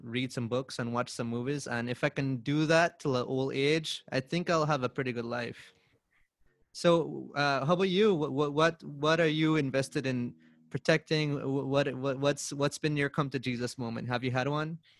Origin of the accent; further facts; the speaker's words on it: Belize; I grew up back at Bush